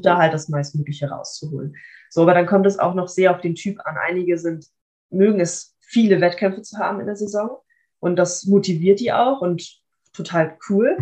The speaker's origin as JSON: {"language": "German", "town": "Kiel", "region": "Schleswig-Holstein", "country": "Germany", "tie": "born or raised there", "said": "ich bin auch in Kiel geboren, also ich, mein, ich lebe auch noch bei meinen Eltern. Ähm, das ja. heißt, ich bin wirklich mein ganzes Leben schon lang schon hier"}